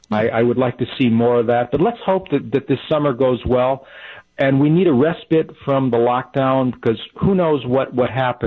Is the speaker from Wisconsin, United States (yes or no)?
yes; Walworth County, Wisconsin, United States; now in Montello, United States; I grew up in Walworth County